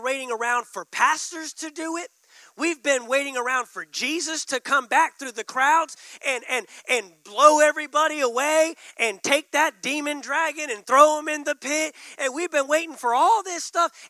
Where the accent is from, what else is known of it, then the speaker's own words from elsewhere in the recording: Texas, United States; being from Texas